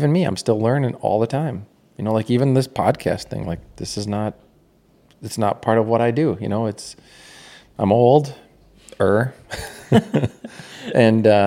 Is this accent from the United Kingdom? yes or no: no; Anola, Manitoba, Canada; moved away as an adult; also born or lived in Winnipeg, Manitoba; now in United States; I grew up in Canada. I've actually now lived in America longer than I lived in Canada